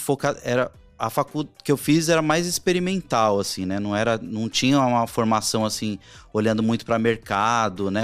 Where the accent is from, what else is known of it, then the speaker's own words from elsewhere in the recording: Barbacena, Minas Gerais, Brazil; Quando eu era pequeno lá em Barbacena